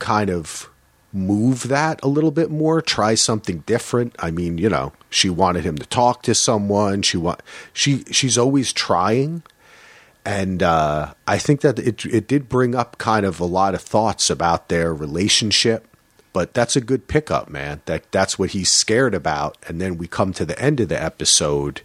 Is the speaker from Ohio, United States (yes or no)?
no; New Jersey, United States; I'm from Jersey